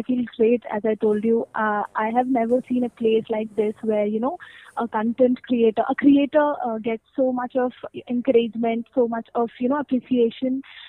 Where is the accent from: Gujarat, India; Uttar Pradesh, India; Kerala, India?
Uttar Pradesh, India; Mathura; now in Jabalpur, India; So right now I am not in the place I am from, like the native place. I am from Delhi Mathura side, which is my native place, but I am also not there. I am at the place in Madhya Pradesh near Jabalpur.